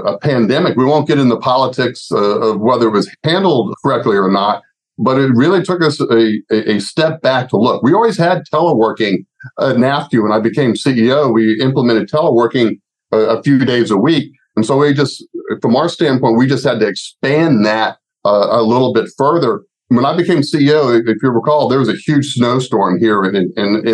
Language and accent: English; Gainesville, Florida, United States; my hometown, Gainesville, Florida